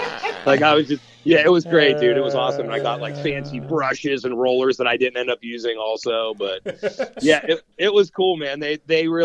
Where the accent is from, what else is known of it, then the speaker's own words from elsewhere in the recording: Austintown, Ohio, United States; still in the house that I grew up in Austin Town